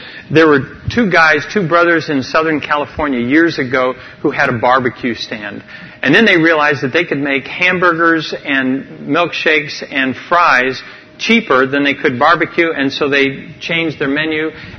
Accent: Amazon region, Ecuador; I grew up in the Amazon jungle where we had no spices.

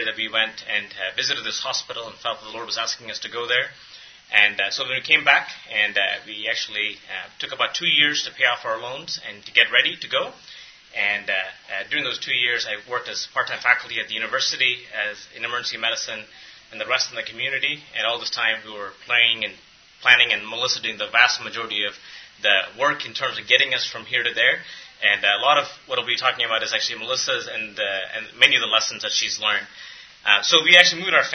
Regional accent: India; moved away as an adult; now in United States; I was born in India

